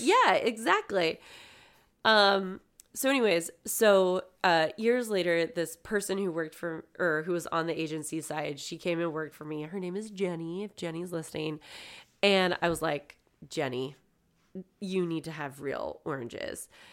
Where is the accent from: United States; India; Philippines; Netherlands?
United States; California; moved away; I was from California